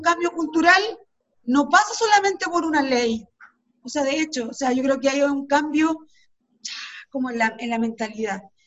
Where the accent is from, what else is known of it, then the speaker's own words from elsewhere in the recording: Chile; nosotros como chilenos y chilenas